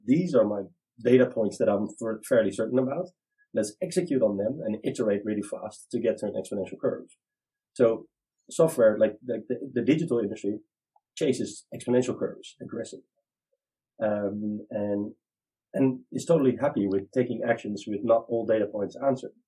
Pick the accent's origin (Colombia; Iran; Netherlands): Netherlands; I'm uh, 40 years old from Holland